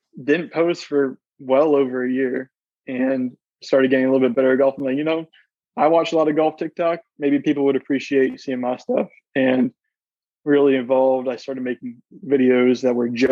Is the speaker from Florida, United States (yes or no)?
yes; Orlando, Florida, United States; I'm from around Orlando